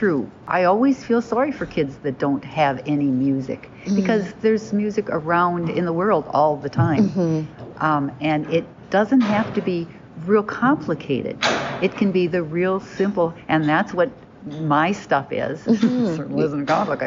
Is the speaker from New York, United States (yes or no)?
no; Nicollet, Minnesota, United States; I grew up in Nicollet, little town of Nicollet.